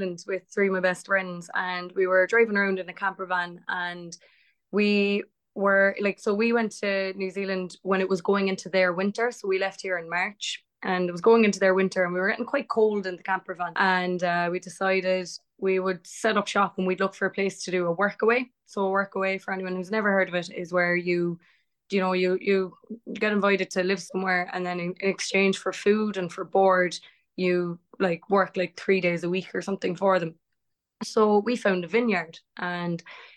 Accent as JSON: {"language": "English", "area": "Cork", "region": "Munster", "country": "Ireland", "tie": "born or raised there", "said": "I hail from Cork, very, very proudly, born and bred"}